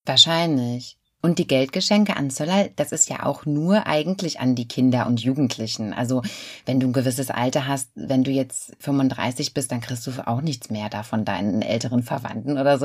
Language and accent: German; Germany; bei uns in Deutschland